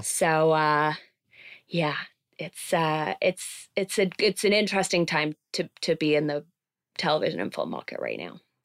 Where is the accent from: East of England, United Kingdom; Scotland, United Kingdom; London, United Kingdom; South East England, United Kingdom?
London, United Kingdom; moved away as an adult; now in Los Angeles, United States; I grew up in London